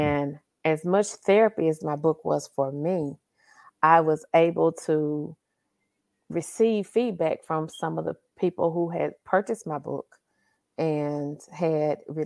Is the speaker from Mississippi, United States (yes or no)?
yes; Carthage, Mississippi, United States; also born or lived in Louisville, Kentucky; Born and raised in Carthage, Mississippi, which is smack dab in the middle of Mississippi.